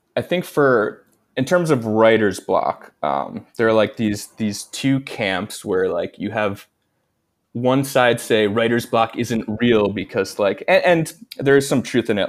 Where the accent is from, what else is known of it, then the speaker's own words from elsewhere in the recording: United States; I'm American.